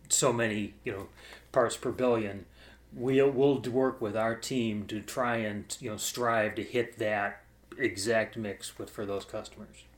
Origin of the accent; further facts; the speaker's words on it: Cleveland, Ohio, United States; also born or lived in Orlando, Florida; I grew up in Cleveland, uh, and I lived most of my life there